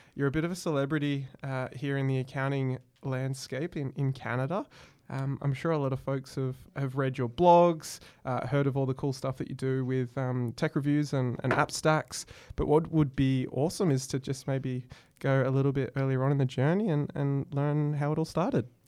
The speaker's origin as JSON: {"language": "English", "country": "Australia", "said": "I am, in fact, Australian"}